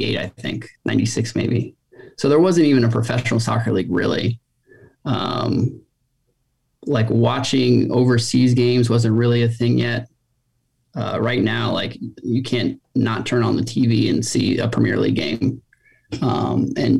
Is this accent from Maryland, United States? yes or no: yes; Takoma Park, Maryland, United States; I grew up in Tacoma Park, a suburb outside of DC